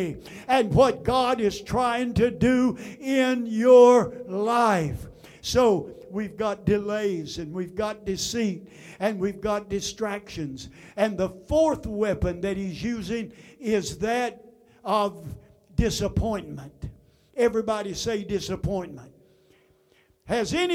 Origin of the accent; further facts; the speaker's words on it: United States; I am an American